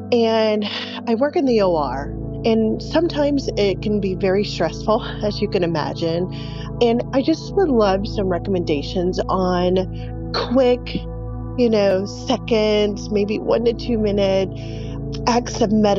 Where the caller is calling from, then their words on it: Little Rock, Arkansas, United States; I'm calling from Little Rock, Arkansas.